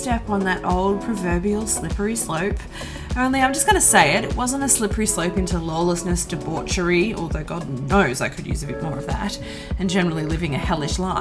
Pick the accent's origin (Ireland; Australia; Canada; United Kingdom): Australia; I am Australian